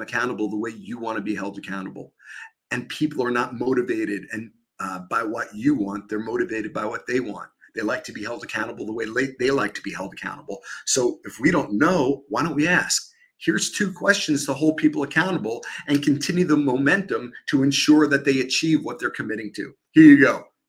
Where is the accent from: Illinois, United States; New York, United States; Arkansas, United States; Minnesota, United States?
New York, United States; accent: New York; my New York accent